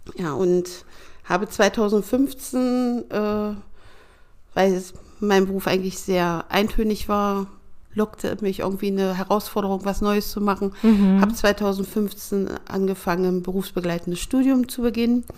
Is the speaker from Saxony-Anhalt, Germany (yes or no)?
yes; Schönebeck, Saxony-Anhalt, Germany; moved away as an adult; also born or lived in Stuttgart; now in Ronnenberg, Germany; im Traktorenwerk und Dieselmotorenwerk in Schönebeck in Sachsen-Anhalt gemacht